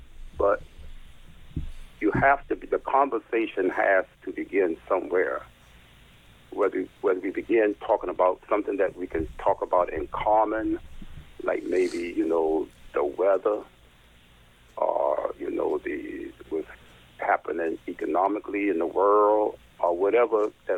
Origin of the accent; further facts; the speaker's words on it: Savannah, Georgia, United States; I'm from Savannah. I'm from St. Benedict the Most Parish at 556 East Gordon Street is my own parish.